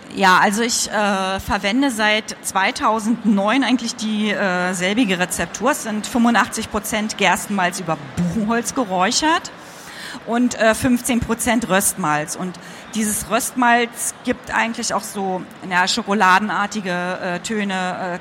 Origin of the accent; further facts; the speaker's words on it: East Germany, Germany; ich bin ja Ostkind, also im Osten aufgewachsen